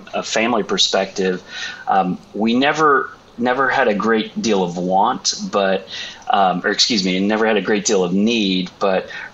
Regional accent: Roanoke, Texas, United States; also born or lived in Vermont; grew up in the North Texas area, Dallas-Fort Worth, in a suburb called Roanoke.

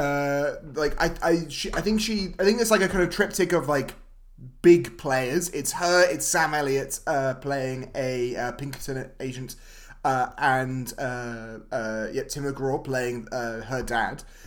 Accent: United Kingdom; We're two British dudes.

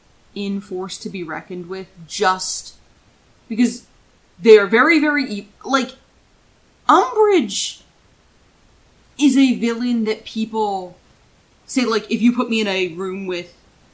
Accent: Philadelphia, Pennsylvania, United States; I know I'm like from Philly Metro

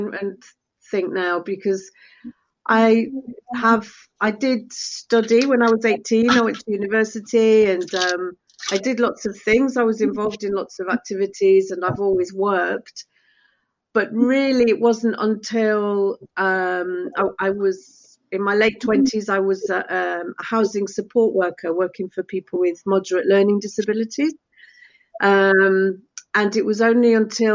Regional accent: United Kingdom; first language Spanish; English is a second language; I was actually born in the UK

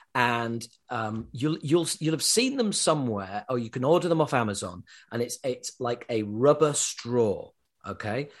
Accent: Yorkshire and the Humber, United Kingdom; accent: Yorkshire; I was brought up in Yorkshire, in England

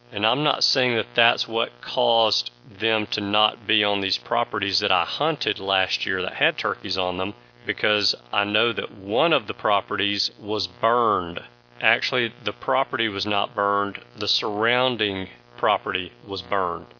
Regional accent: the South, Southern United States, United States; as a Southerner

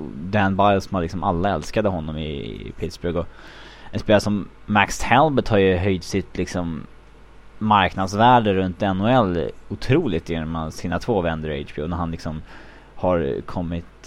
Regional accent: Sweden; moved away; för tio år sedan hemma i Sverige, det var liksom, som hockeyintresserad grabb

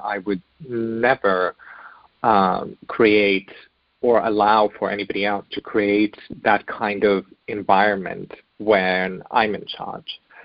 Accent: Germany; moved away; also born or lived in Bosnia; we eventually had made our way to Germany where I grew up

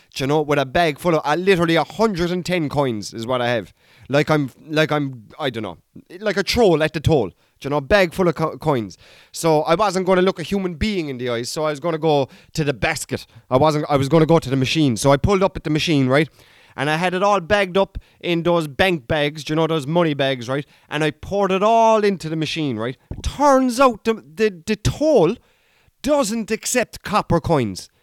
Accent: Ireland

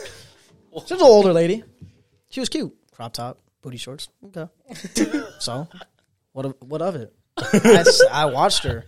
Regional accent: Phoenix, Arizona, United States; I'm from Phoenix.

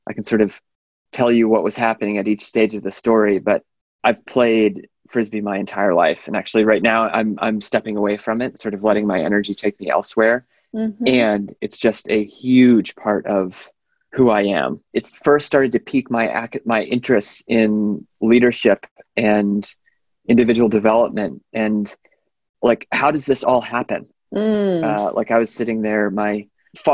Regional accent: Atlanta, Georgia, United States; moved away as an adult; also born or lived in Boston, Massachusetts / Cambridge, Massachusetts; now in Sausalito, United States; I was born in Boston, grew up mostly in Atlanta, Georgia

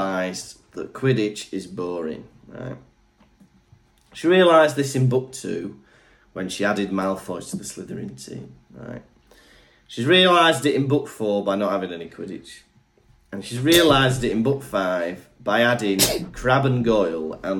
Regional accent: North Wales, United Kingdom; I'm from Wales

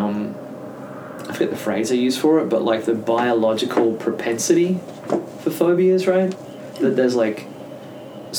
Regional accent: Sydney, New South Wales, Australia; now in Texas, United States; growing up in Sydney

